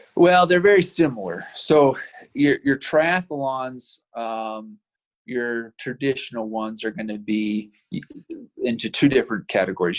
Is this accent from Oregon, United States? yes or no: no; Provo, Utah, United States; also born or lived in Vernal, Utah; I grew up in Provo, so I've been a Utah boy pretty much my whole life